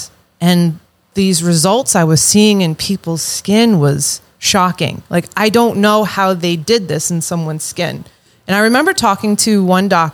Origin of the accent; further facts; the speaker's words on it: Long Island, New York, United States; I am from Long Island, New York